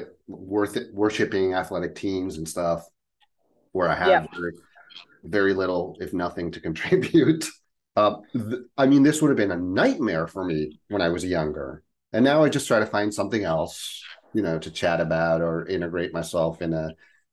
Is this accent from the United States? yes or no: no; Spain; moved away; I grew up in Spain